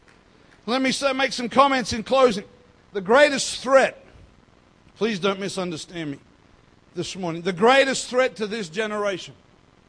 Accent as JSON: {"language": "English", "region": "North Queensland", "country": "Australia", "tie": "born or raised there", "moved": "yes", "said": "I grew up in North Queensland"}